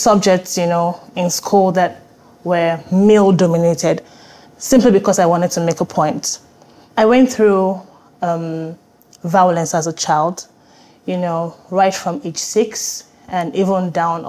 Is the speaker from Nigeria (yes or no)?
yes; Nigeria; also born or lived in Ibadan, Nigeria / Port Harcourt, Nigeria / Lagos, Nigeria; I would say I grew up in different cities in Nigeria. I was born in Ibadan, Oyo State, Nigeria